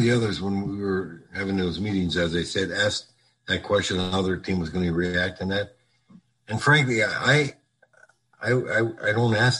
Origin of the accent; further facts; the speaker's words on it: Minnesota, United States; moved away; I said, yeah, well, we live down here now, but we're from Minnesota.